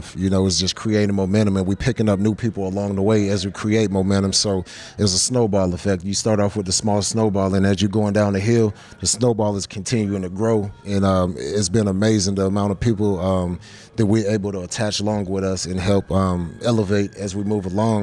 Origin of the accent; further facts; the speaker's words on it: Columbus, Georgia, United States; I'm from Columbus, Georgia